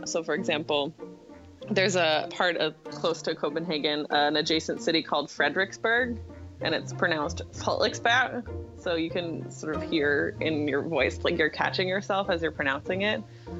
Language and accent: English; Newton, Massachusetts, United States; moved away as an adult; also born or lived in Brunswick, Maine / Paris, France / Denmark; I grew up in Newton, Massachusetts.